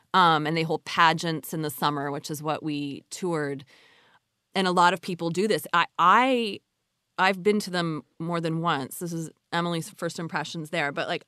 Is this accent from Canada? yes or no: yes; Canada; of course, they are not native. I grew up in Canada.